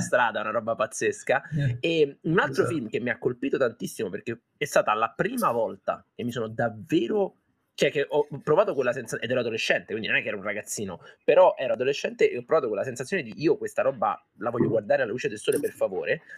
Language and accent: Italian; Foggia, Apulia, Italy; io sono pugliese, sono di Foggia